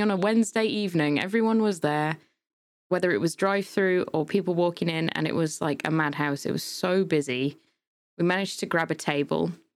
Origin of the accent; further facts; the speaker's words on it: United Kingdom; accent: British; from the U K.